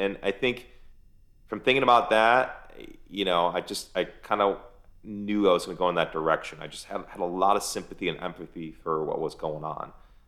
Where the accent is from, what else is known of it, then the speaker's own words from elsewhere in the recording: United States; I'm Persian, man. I mean, I grew up in America, but I'm Persian, and there's an emptiness for me not going there.